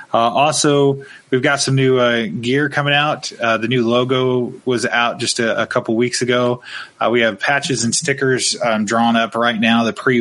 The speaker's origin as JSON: {"language": "English", "region": "Oregon", "country": "United States", "tie": "born or raised there", "said": "formed literally 5 miles away from where I grew up in Southern Oregon."}